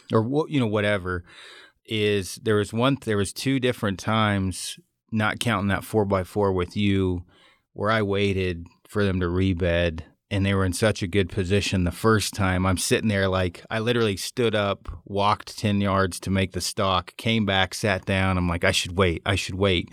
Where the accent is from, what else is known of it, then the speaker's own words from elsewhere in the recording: Oregon, United States; I'm from Oregon.